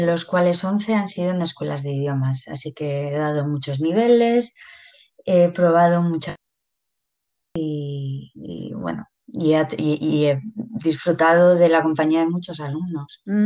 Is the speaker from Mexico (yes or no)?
no; Pamplona, Navarre, Spain; soy de Pamplona